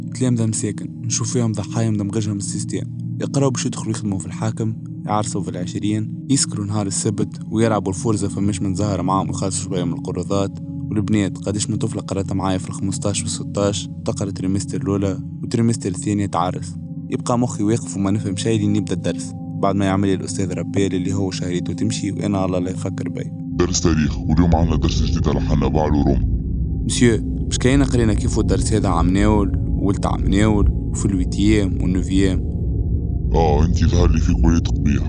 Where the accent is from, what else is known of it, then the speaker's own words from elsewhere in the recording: Tunisia; الدولة التونسية ونعيش سيستمها